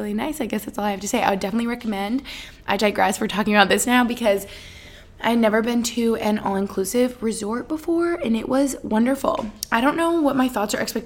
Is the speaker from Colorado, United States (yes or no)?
no; Albany, New York, United States; also born or lived in Allentown, Pennsylvania; now in Boston, United States; where I grew up in Albany, New York